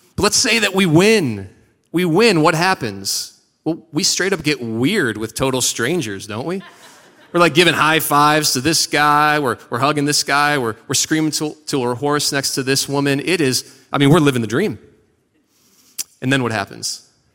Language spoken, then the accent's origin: English; Seven Hills, Ohio, United States; moved away; also born or lived in Parma, Ohio; I am from Parma. Actually, I'm from Seven Hills, which is fancy Parma